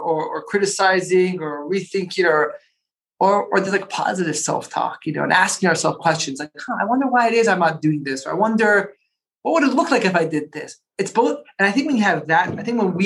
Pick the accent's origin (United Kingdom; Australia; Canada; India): Canada; Toronto, Ontario; also born or lived in Paris / Buenos Aires; now in Colorado, United States; I grew up in Toronto